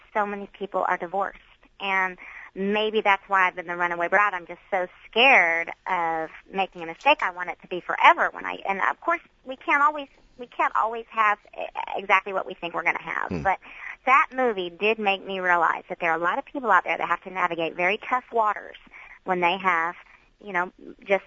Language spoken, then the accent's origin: English; the Bible Belt, United States; I was raised in the Bible Belt